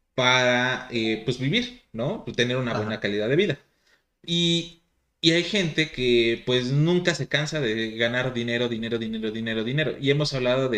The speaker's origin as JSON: {"language": "Spanish", "country": "Mexico", "said": "nuestro alimento predilecto de los mexicanos"}